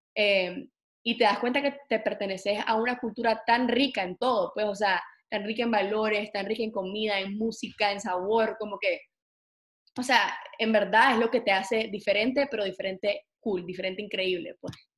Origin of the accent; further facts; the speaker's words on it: Nicaragua; moved away; me escuchan un acentito o les digo que soy de Nicaragua